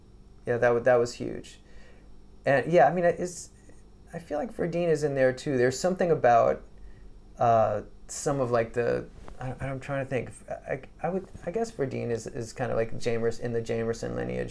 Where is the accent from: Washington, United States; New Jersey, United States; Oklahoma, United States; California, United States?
New Jersey, United States; Englewood; also born or lived in Brooklyn, New York; I was born in Brooklyn, grew up in a town called Englewood, New Jersey